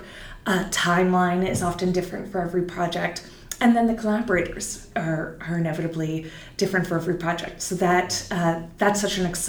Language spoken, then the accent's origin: English; Silicon Valley, California, United States; moved away; also born or lived in New York; I'm from Silicon Valley originally. I've been in New York for many years.